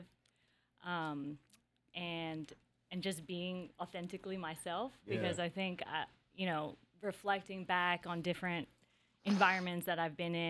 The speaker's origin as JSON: {"language": "English", "town": "Seattle", "region": "Washington", "country": "United States", "tie": "born or raised there", "also_born_or_lived": "San Francisco", "said": "I grew up in South Seattle, went to Graham Hill"}